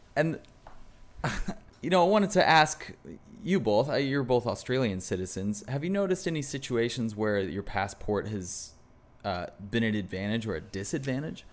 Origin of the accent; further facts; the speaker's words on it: United States; as an American